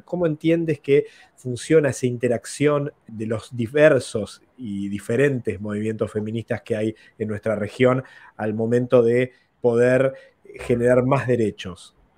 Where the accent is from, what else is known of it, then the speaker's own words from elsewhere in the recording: Uruguay; en el Uruguay, en mi país